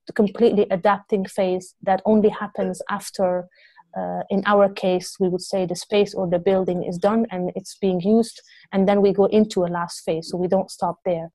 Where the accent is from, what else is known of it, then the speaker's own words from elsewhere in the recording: Beirut, Beirut Governorate, Lebanon; now in Amsterdam, Netherlands; I grew up in Lebanon, in Beirut, during the war years.